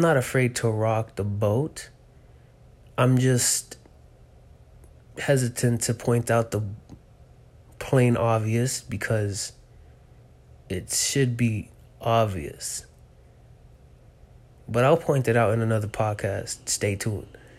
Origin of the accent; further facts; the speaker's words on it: United States; I was raised in America